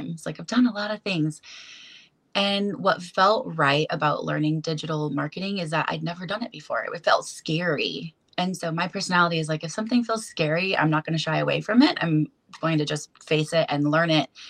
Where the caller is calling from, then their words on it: Olympia, Washington, United States; Olympia, Washington.